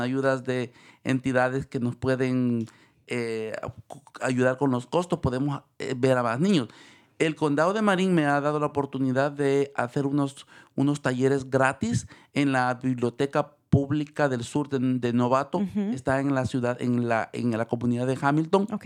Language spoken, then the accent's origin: Spanish; El Salvador; moved away as an adult; now in San Rafael, United States; me gradué en El Salvador, soy de El Salvador